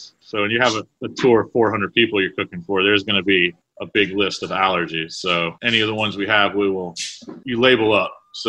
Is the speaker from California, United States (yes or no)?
no; Kilmarnock, Virginia, United States; now in Richmond, United States; I grew up in Kilmarnock, Virginia, or Northern Neck, which is about an hour and a half east of here on the bay. Little town.